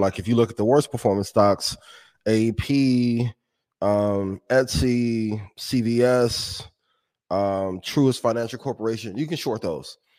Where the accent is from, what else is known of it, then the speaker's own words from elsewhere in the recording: Indiana, United States; That's my hometown, right? A, a home state